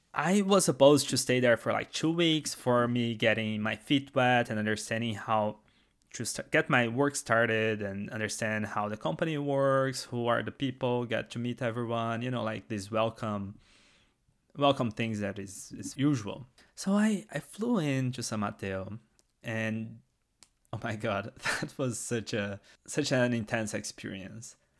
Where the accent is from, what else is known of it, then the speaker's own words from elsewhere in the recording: Brazil; first language Portuguese; English is a second language; moved away; English is not my first language. That's because I am actually from Brazil, and we talk Portuguese in Brazil.